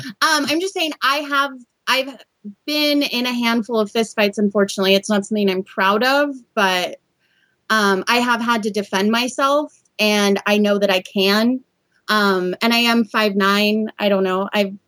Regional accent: San Diego, California, United States; I grew up in San Diego

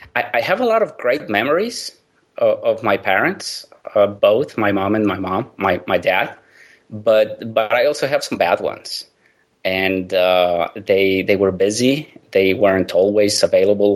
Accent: Mexico; I grew up in Mexico

